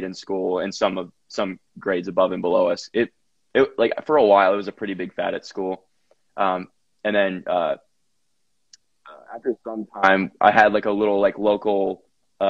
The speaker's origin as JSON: {"language": "English", "town": "Franklin", "region": "Tennessee", "country": "United States", "also_born_or_lived": "Alabama", "said": "I'm in Franklin, Tennessee right now. I'm actually back home from school"}